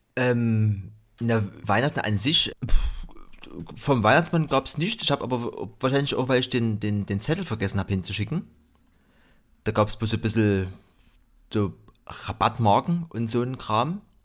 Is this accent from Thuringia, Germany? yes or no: no; Dresden, Saxony, Germany; ich bin ja äh, im, im Block aufgewachsen, im Betonblock in Gorbitz